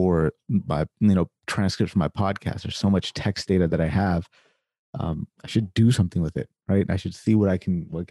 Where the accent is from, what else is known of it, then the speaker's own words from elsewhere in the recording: United States; moved away as an adult; now in Canada; I am American by nationality, you know, born and raised in America, but I've been in Canada for the last seven years or so